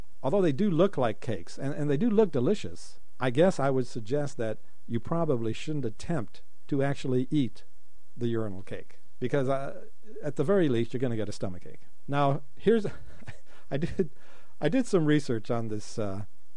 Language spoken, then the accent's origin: English; Colorado, United States; now in Japan; I grew up in Colorado